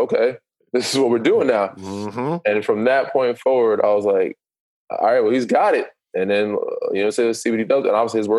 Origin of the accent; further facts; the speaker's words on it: Canada; Yeah, I'm still a Canadian. Don't get me wrong. I love Canada. I love Toronto.